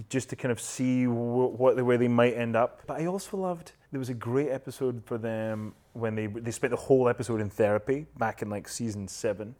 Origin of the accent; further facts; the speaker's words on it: Scotland, United Kingdom; accent: Scottish; moved away; my Scottish accent